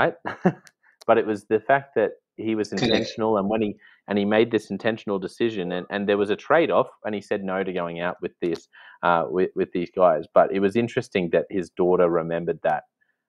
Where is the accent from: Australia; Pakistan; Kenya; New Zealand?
Australia; as an Australian